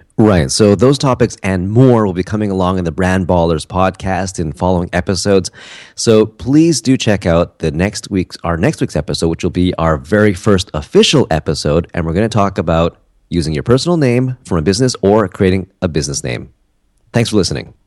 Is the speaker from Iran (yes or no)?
no; Canada; also born or lived in South Korea; a Canadian guy who lives in Vancouver